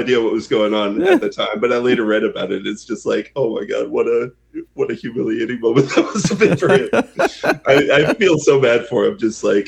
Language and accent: English; Seattle, Washington, United States; When I was a kid, I grew up in Washington State, right around Seattle